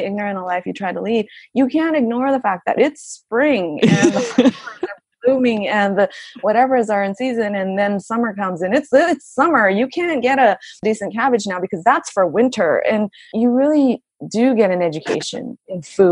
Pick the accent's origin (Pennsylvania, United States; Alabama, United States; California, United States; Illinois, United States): California, United States; Los Angeles; now in Japan; I grew up in LA, and we would go to the farmer's market all the time.